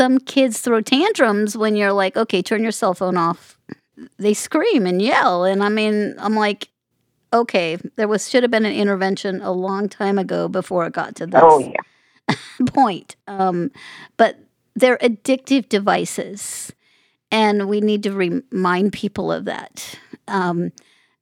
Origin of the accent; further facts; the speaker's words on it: Las Vegas, Nevada, United States; I grew up in Las Vegas, so I grew up in a community that, you know, made their living on gaming